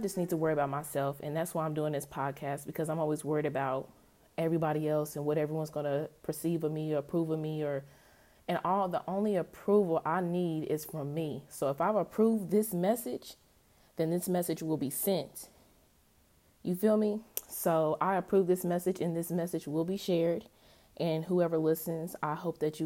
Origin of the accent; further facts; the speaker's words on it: Indianapolis, Indiana, United States; I'm from Indianapolis.